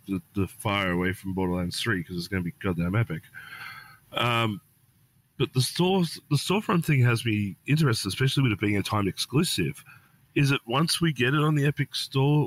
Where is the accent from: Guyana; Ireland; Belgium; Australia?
Australia; I'm even seeing this as an Australian